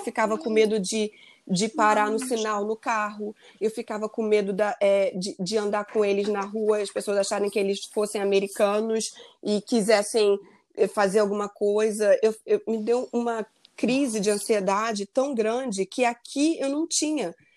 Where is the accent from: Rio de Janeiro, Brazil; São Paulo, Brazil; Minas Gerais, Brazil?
Rio de Janeiro, Brazil; moved away as an adult; also born or lived in Maryland, United States; now in United States; voltar para o Rio, eu sou do Rio